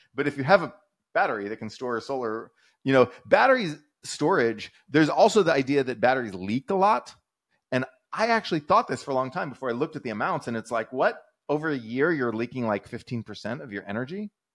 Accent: Texas, United States; I'm a Texan

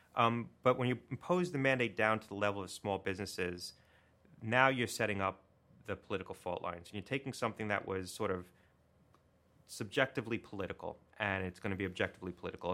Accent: Connecticut, United States; my home state of Connecticut

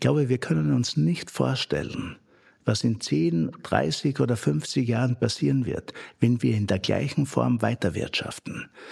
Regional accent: Upper Styria, Austria; moved away as an adult; now in Frankfurt, Germany; in meiner eigenen Heimat, wo ich geboren bin, in der, in, in der Obersteiermark

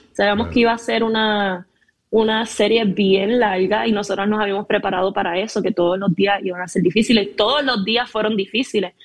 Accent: Ponce, Puerto Rico; also born or lived in Corozal; a mi ciudad, a Ponce, donde crecí, nací, me hice

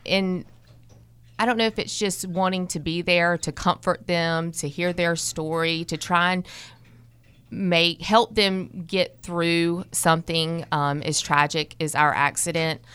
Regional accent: Kernersville, North Carolina, United States; I, I grew up in Kernersville, North Carolina

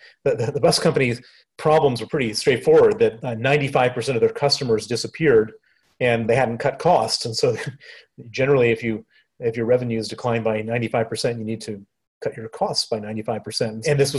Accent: Chicago, Illinois, United States; accent: American; also born or lived in Princeton, New Jersey; You can hear my accent. It's American. I was born in Princeton, New Jersey. I grew up on the south side of Chicago

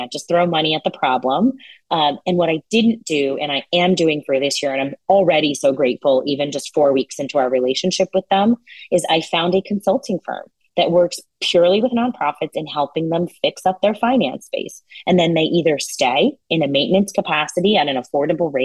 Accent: New Jersey, United States; also born or lived in India / Belmar, New Jersey; I grew up in New Jersey. I was actually born in India, but my parents ultimately settled here.

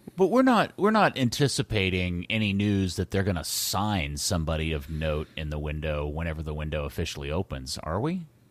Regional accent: United States; I'm just an American

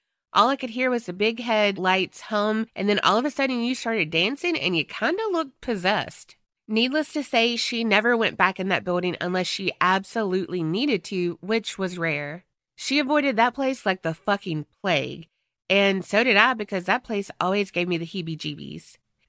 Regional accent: North Carolina, United States; But just to reintroduce myself to everyone … from North Carolina.

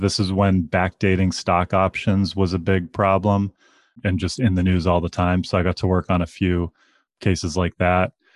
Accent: Pittsburgh, Pennsylvania, United States; now in Chicago, United States; I grew up in Pittsburgh, Pennsylvania

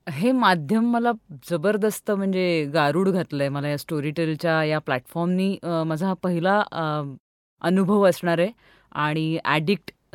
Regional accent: Pune, Maharashtra, India; मी पुण्याची मूळची

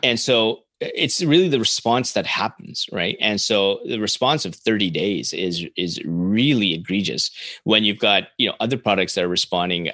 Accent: Canada; as a Canadian

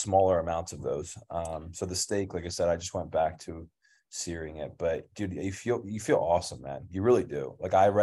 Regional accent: King of Prussia, Pennsylvania, United States; moved away as an adult; also born or lived in Philadelphia; now in Bali, Indonesia; King of Prussia is where I'm from

